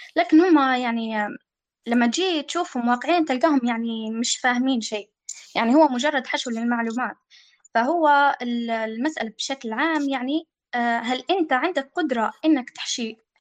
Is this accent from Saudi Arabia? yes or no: no; Libya; إحنا عندنا في ليبيا